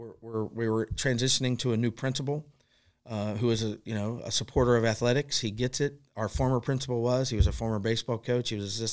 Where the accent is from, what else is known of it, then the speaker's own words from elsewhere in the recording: Covington, Kentucky, United States; I grew up with him in Covington.